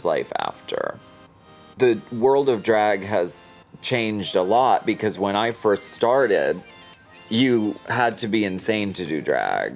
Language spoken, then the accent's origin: English; Erie, Pennsylvania, United States; now in Hollywood, United States; I grew up in Erie, Pennsylvania.